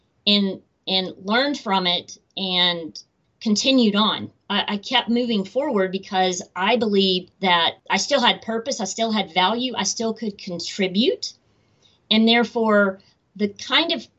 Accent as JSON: {"language": "English", "town": "Atlanta", "region": "Georgia", "country": "United States", "tie": "born or raised there", "said": "Atlanta, which is my hometown"}